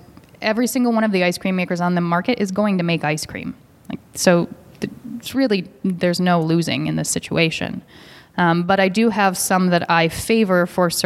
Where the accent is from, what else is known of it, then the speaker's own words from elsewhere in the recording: Seattle, Washington, United States; I grew up in Seattle